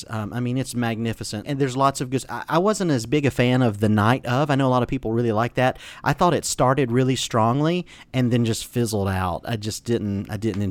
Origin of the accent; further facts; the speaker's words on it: Atlanta, Georgia, United States; I grew up in Atlanta